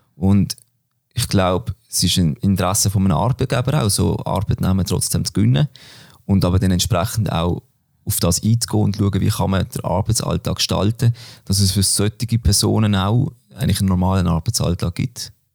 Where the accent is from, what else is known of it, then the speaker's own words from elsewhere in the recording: Böckten, Basel-Landschaft, Switzerland; moved away as an adult; now in Basel, Switzerland; ich komme von Böckten, Basel-Land, wohne aber mittlerweile in der Stadt in Basel. Ja, bin dort aufgewachsen